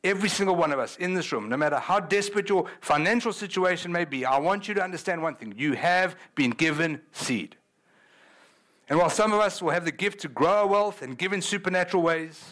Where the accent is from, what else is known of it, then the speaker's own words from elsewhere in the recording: South Africa; moved away; I'm from South Africa